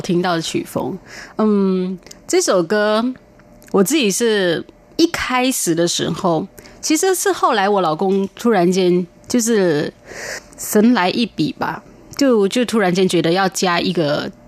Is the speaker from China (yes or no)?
no; Penang, Malaysia; now in Taiwan; 我的家乡从小到大都是讲长